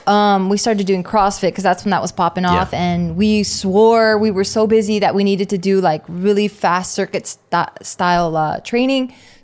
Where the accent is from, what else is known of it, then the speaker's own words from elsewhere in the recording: Los Angeles, California, United States; I'm from East